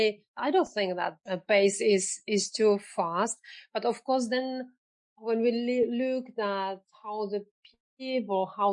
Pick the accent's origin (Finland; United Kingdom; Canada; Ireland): Finland; I'm coming from Finland